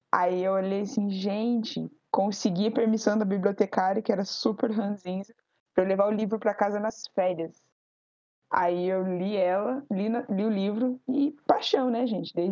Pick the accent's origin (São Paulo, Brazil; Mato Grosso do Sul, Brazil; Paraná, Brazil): Paraná, Brazil; Campo Largo; tenho 26 anos, eu sou de Campo Largo, no Paraná.